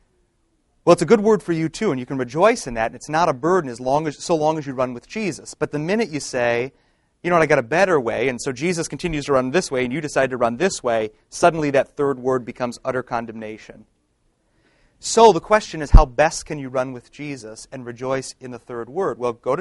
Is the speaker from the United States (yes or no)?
yes; Detroit, Michigan, United States; I'm from Detroit